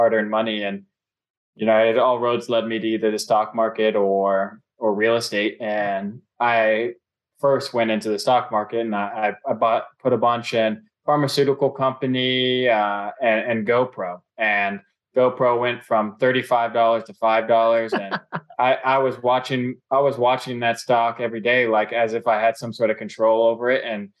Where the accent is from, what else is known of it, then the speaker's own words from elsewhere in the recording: Cincinnati, Ohio, United States; I'm born and raised in Cincinnati.